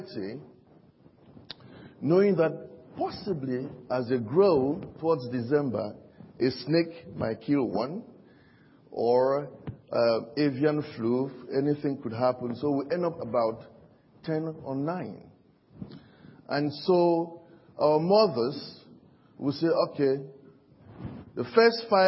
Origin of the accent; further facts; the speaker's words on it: Cameroon; now in United Kingdom; I'm from Cameroon, and Cameroon is one of the African countries.